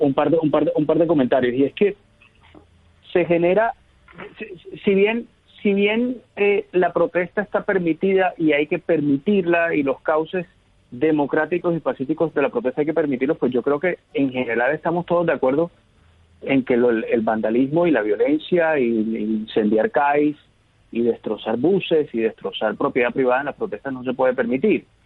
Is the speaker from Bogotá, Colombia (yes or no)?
no; Barranquilla, Atlántico, Colombia; como barranquillero la quiero mucho porque es una aerolínea que nace en esta ciudad